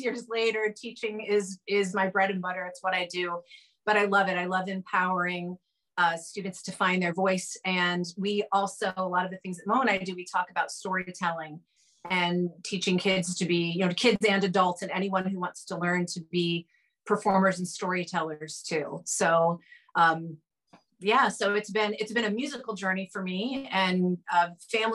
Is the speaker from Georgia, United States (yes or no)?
no; Ohio, United States; I grew up in Ohio in a very musical family